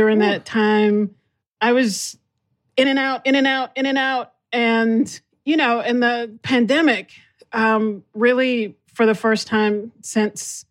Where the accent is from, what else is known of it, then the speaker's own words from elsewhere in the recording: Texas, United States; I'm from Texas